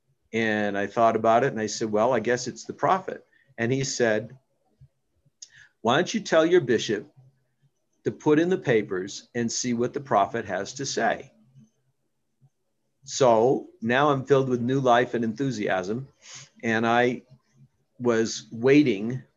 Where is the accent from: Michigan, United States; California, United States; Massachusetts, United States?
Massachusetts, United States; moved away; I was from Massachusetts